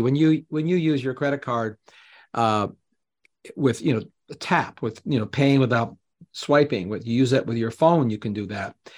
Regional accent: Canada; moved away; Canadian expat, I mean, I'm still Canadian. I grew up there.

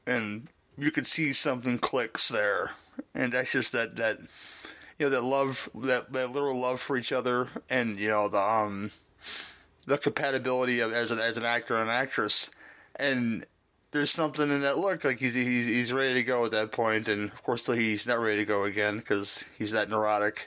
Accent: Dolton, Illinois, United States; where I'm from Dalton, Illinois

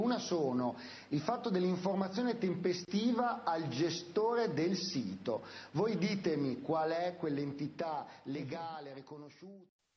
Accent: Turin, Piedmont, Italy; io sono di Torino, che è una città in Piemonte

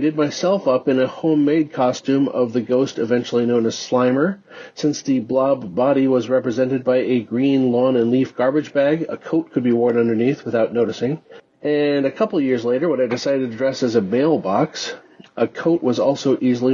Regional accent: Saint Paul, Minnesota, United States; I grew up in St. Paul, Minnesota

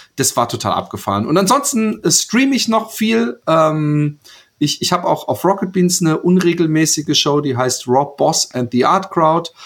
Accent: Karlsruhe, Baden-Württemberg, Germany; also born or lived in Bad Godesberg; now in Utrecht, Netherlands; bin ich aufgewachsen in Karlsruhe, geboren in Bad Godesberg und ich lebe in Utrecht in Holland

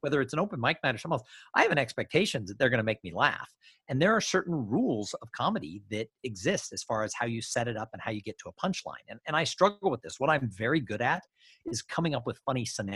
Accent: Los Angeles, California, United States; I grew up in Los Angeles.

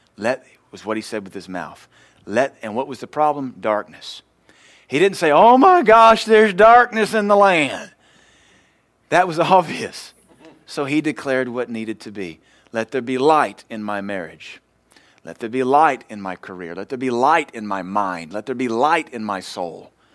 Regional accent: United States

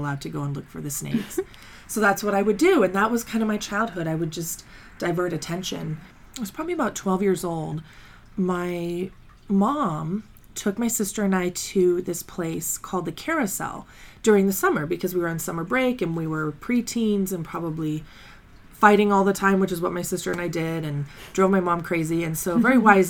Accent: Colorado Springs, Colorado, United States; I grew up in Colorado Springs

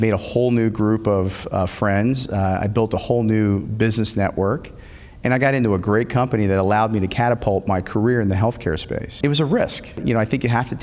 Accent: Philadelphia, Pennsylvania, United States; I grew up in the Philadelphia area

